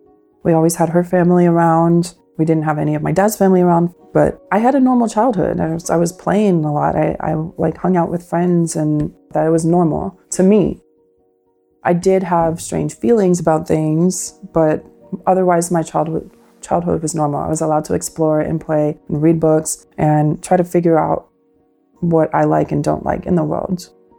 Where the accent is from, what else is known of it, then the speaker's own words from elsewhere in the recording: Pennsylvania, United States; also born or lived in Washingtonville, New York; And then we moved from Washingtonville, New York to Pennsylvania. I had a pretty normal childhood for the most part.